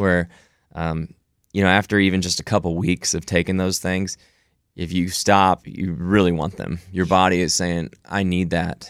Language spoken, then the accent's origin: English; Houston, Texas, United States; I born and raised in Houston, Texas, to a great family here in the, in the Bel Air area